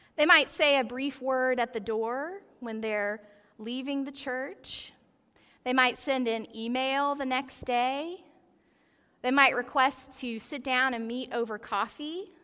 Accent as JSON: {"language": "English", "town": "Athens", "region": "Georgia", "country": "United States", "tie": "born or raised there", "said": "I grew up in Athens, Georgia"}